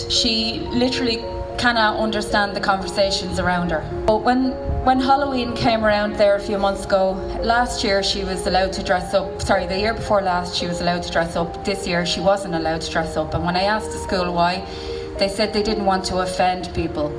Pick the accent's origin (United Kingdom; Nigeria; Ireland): Ireland; Dublin, Leinster; I'm from Dublin but I come to Mayo every weekend